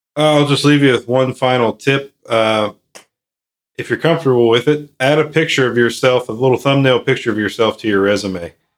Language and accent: English; Midwest, United States; I'm from the Midwest.